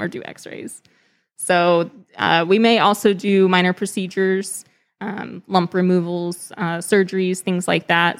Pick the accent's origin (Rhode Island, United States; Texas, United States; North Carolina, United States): Texas, United States; moved away as an adult; also born or lived in California; I grew up in Texas